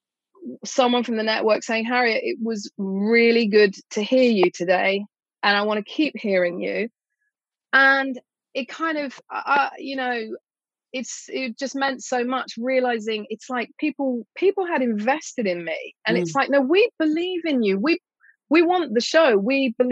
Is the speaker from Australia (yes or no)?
no; England, United Kingdom; part of being English